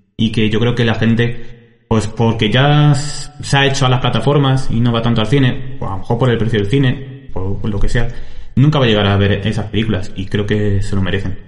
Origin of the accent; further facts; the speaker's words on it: Almagro, Castilla-La Mancha, Spain; yo quería irme de Almagro